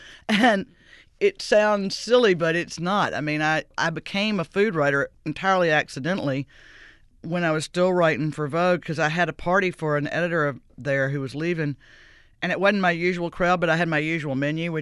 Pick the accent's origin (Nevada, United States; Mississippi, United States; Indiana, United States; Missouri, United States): Mississippi, United States; Greenville; moved away as an adult; also born or lived in New York; now in New Orleans, United States; Greenville, Mississippi, my hometown